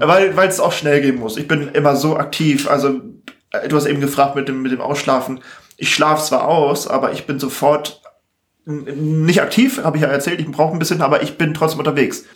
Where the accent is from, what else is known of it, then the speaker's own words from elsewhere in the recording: Hamburg, Germany; Ich bin ja in Harburg aufgewachsen.